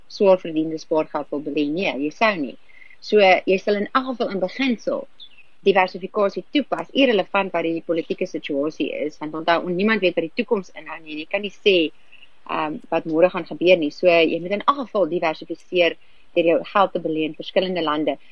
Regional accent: South Africa; ons as Suid-Afrikaners

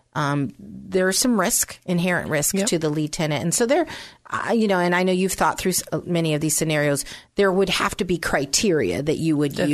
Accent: San Francisco, California, United States; also born or lived in Pennsylvania; I was born in Pennsylvania, but um, from the age of two on up, I uh, was raised in San Francisco

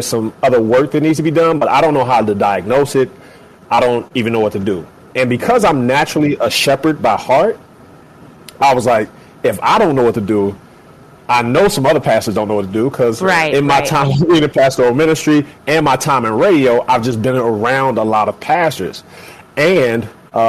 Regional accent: Cincinnati, Ohio, United States; also born or lived in Atlanta, Georgia; now in Chicago, United States; I'm born and raised in the Buckeye State, so Cincinnati, Ohio boy. But have been in Chicago for 13 years now, by way of Atlanta, Georgia

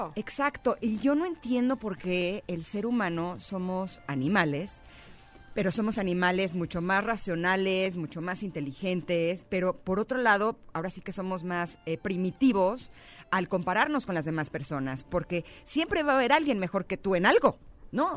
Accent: Mexico; soy mexicana

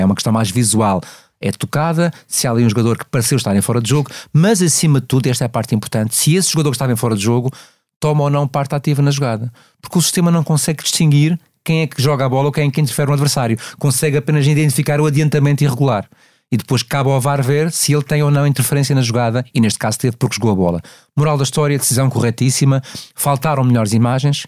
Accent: Madeira, Portugal; moved away; esta viagem à Madeira, curiosamente a minha terra natal que eu adoro

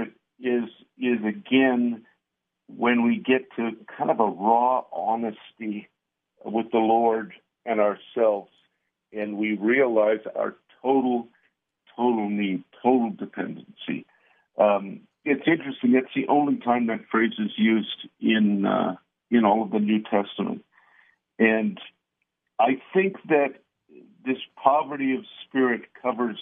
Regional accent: Ontario, Canada; now in Albuquerque, United States; I was born and raised in Ontario, Canada

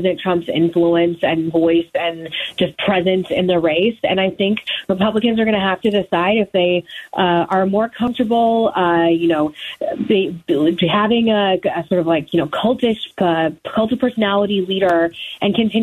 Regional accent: Arizona, United States; I'm from Arizona. I think people, that know me know I'm from Arizona

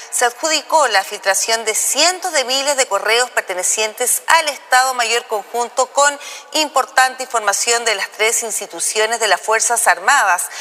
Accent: Spain; now in Mexico; yo llevo ocho años en México, soy española

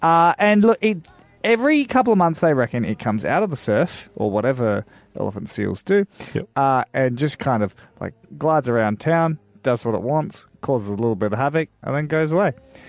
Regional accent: Darwin, Northern Territory, Australia; I grew up in Darwin.

